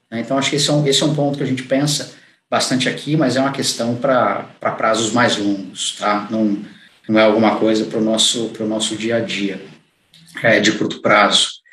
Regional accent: interior of São Paulo, Brazil; now in São Paulo, Brazil; eu sou do interior de, de São Paulo

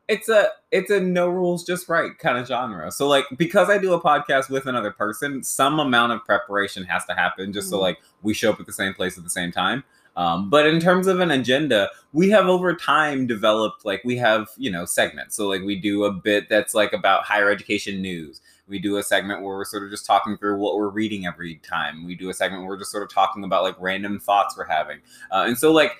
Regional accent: Dayton, Ohio, United States; moved away as an adult; also born or lived in Columbus, Ohio / Carlisle / Bronx, New York; now in New York, United States; I'm originally from Dayton, Ohio, where there's, you know, space and, like, green space. And my growing up experience was, like, having a yard to manage

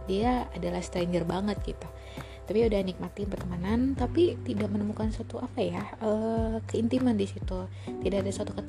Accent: North Sumatra, Indonesia; now in Jakarta, Indonesia; aku ini adalah orang Batak yang mencari sesuap nasi ke kota Jakarta sama dengan uh, para perantau-perantau lainnya.

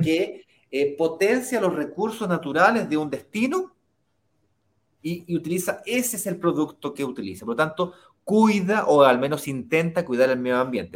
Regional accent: Chile; Chile, que es de donde yo soy originalmente

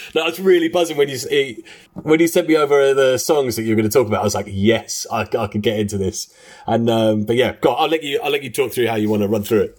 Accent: London, United Kingdom; we are three guys from London. We uh, have grown up together

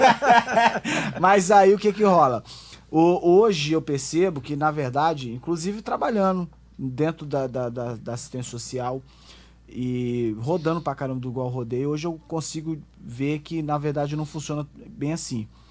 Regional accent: Garrido, Espírito Santo, Brazil; eu sou do Garrido

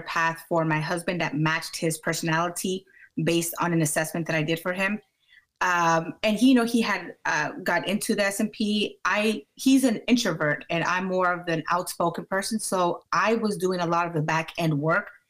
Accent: Maryland, United States; also born or lived in Washington, District of Columbia, United States; I am from Maryland

